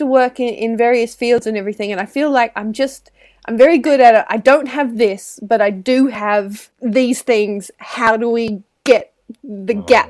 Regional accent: Australia; I'm Australian technically, and I think just in the Antipodes in general, women are more encouraged

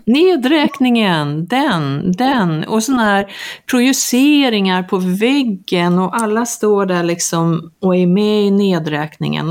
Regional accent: Sweden; now in Mallorca, Spain; oss hemma i Sverige

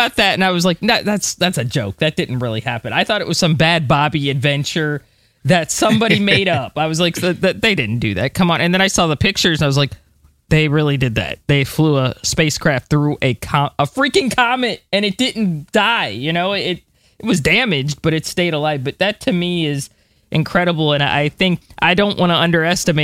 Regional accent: United States; as an American myself

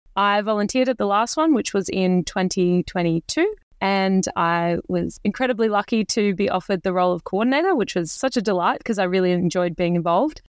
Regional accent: Bendigo, Victoria, Australia; I, I grew up in Bendigo

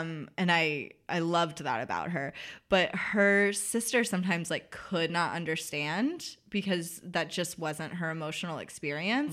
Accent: the South, United States; accent: Southern; I'm from the South, so people do Southern accents at me

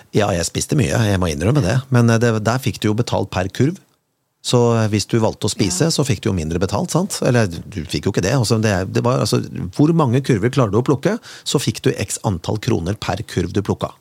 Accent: Kongsberg, Buskerud, Norway; fra oppveksten min på Kongsberg

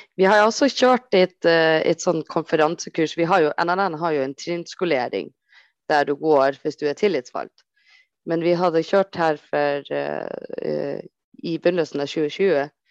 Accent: Copenhagen, Capital Region of Denmark, Denmark; jeg kommer fra Ammar, uh, eh, som er et område i København.

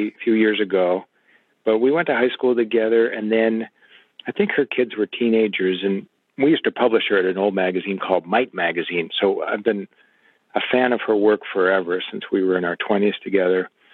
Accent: Illinois, United States; I grew up in Illinois

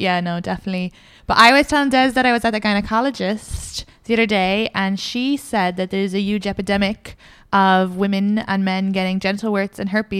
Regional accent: Ireland; moved away

